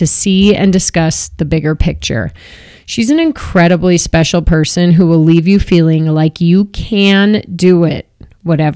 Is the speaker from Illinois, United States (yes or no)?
yes; Chicago, Illinois, United States; now in Boulder, United States; I grew up in Chicago